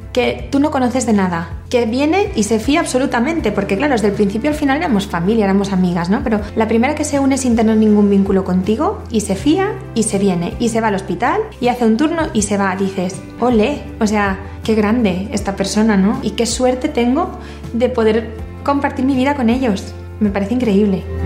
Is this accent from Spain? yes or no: yes; Valencia, Valencian Community, Spain; soy de Valencia